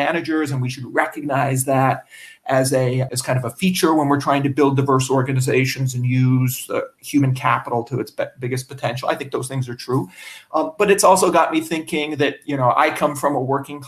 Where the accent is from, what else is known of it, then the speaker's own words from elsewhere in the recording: Canada; moved away; I'm a Canadian